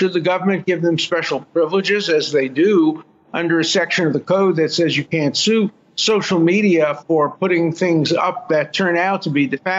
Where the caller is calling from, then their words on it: Israel; I'm calling from Israel, where the same and similar debates are going on about the Supreme Court